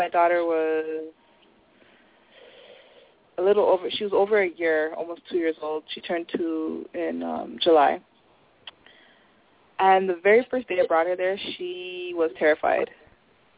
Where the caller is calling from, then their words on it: Toronto, Ontario, Canada; I'm calling from Toronto